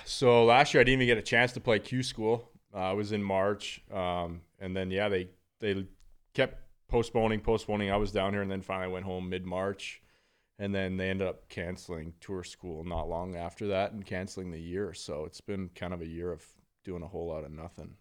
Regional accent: Northern Alberta, Canada; being from Northern Alberta, I mean, I was literally on skates by two years old

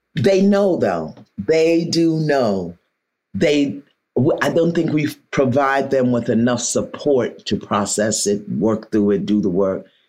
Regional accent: New York City, New York, United States; I'm from Brooklyn

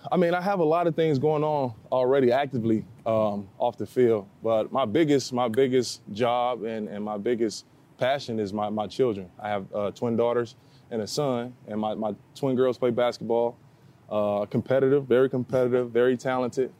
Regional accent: Cahokia, Illinois, United States; back in my hometown, Cokie, Illinois

